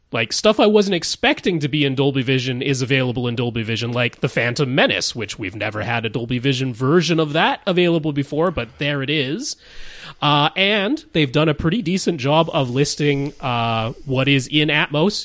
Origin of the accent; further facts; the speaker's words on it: Canada; accent: Canadian; I don't really try to get rid of my Canadian accent